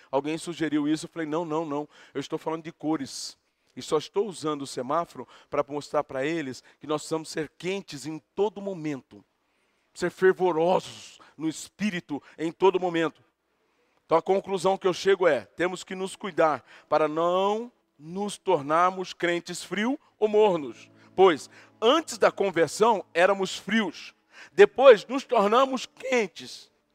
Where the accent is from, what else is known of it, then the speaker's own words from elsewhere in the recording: Brazil; nós somos brasileiros aqui